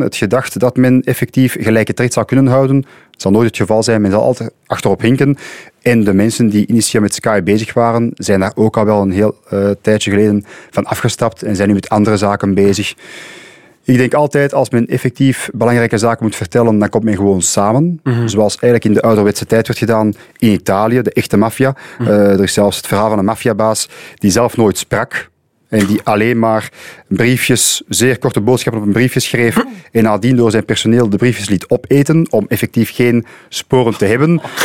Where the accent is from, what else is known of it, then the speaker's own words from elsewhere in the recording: Antwerp, Flanders, Belgium; Ik kom zelf uit Antwerpen.